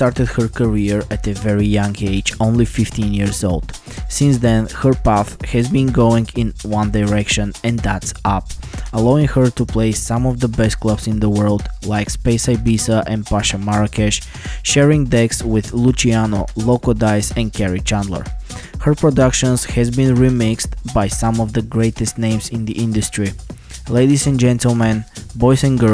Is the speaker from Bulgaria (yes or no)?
yes; Bulgaria; my home country Bulgaria